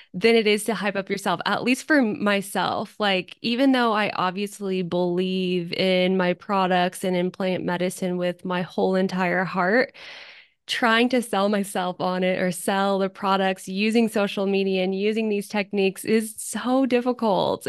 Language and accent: English; Zephyr Cove, Nevada, United States; now in Reno, United States; right now, I live in Reno, but I was born and raised in Tahoe in Zephyr Cove